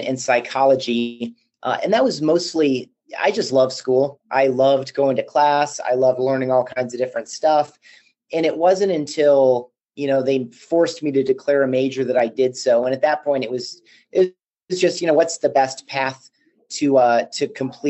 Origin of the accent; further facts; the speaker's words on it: Grand Rapids, Michigan, United States; also born or lived in Chicago; now in Colorado Springs, United States; I grew up in Grand Rapids, Michigan, and have also lived in Chicago